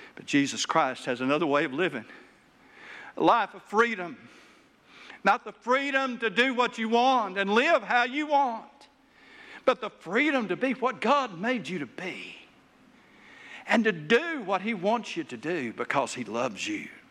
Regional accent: Taylor, Arkansas, United States; I grew up in Taylor, Arkansas

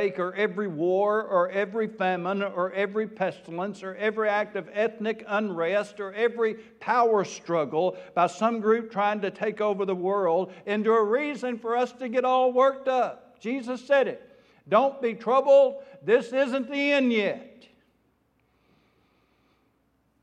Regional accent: South Arkansas, United States; I am from South Arkansas

